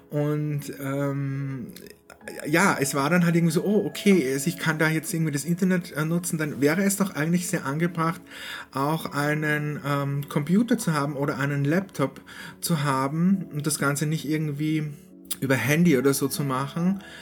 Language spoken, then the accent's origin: German; Salzburg, Austria; now in Linz, Austria; ich bin dann vom Salzburg-Land, dort wo meine Heimat ist, bin ich dann umgezogen nach Linz. Das ist eine größere Stadt in Oberösterreich.